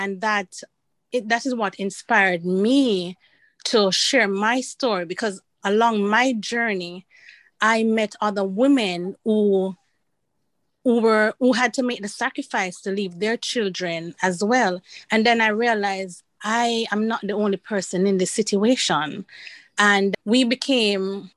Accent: Jamaica; moved away as an adult; I'm from Jamaica

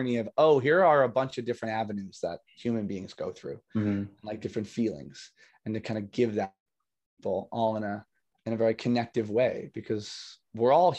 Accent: New Jersey, United States; now in Nashville, United States; growing up in Jersey

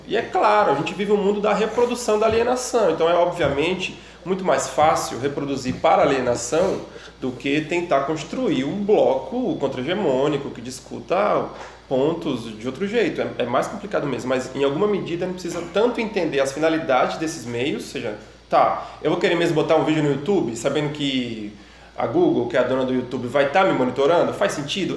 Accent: Brazil; lá na minha cidade, no interior do Brasil

